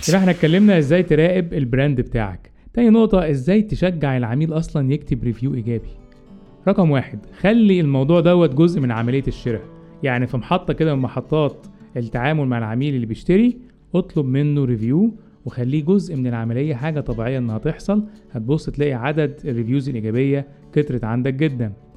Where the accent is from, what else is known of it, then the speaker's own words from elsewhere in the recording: Egypt; عندنا في مصر